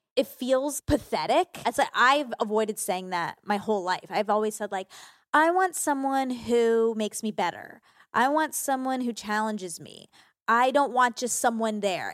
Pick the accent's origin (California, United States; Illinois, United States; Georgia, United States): Georgia, United States; I grew up in Georgia